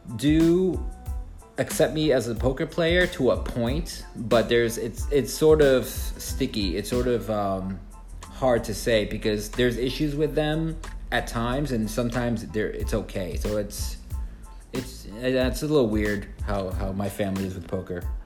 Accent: Chicago, Illinois, United States; now in South Florida, United States; I'm from Chicago and I grew up there

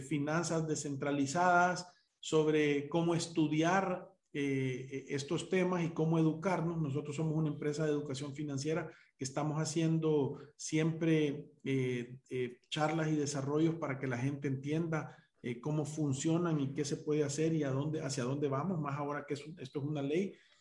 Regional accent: El Salvador; Nosotros como salvadoreños

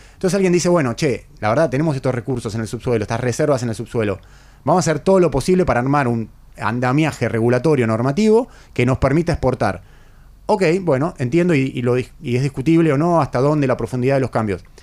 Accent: Argentina; un país como nosotros, como el nuestro, como la Argentina

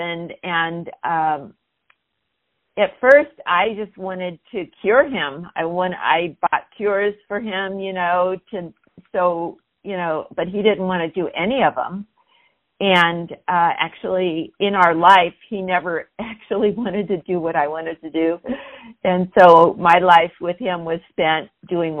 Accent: San Diego, California, United States; I was born in San Diego.

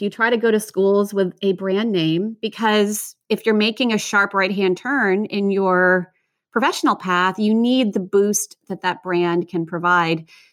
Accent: United States; also born or lived in Virginia; I grew up outside of Washington, D C

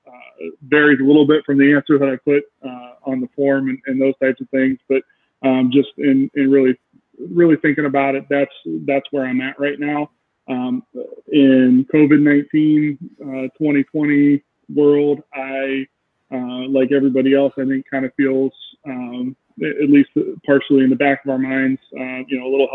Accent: Canton, Ohio, United States; I am from Canton, Ohio

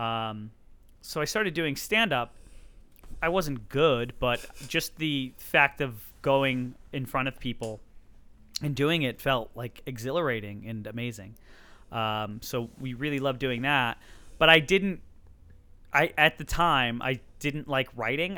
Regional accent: Hartford, Connecticut, United States; I'm from Hartford, Connecticut

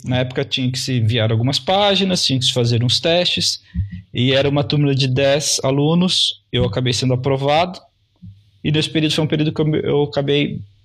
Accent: Londrina, Paraná, Brazil; also born or lived in São Paulo; eu sou de Londrina, que é o sul do país, mais próximo do estado de São Paulo. É uma cidade ao uhum. norte do Paraná

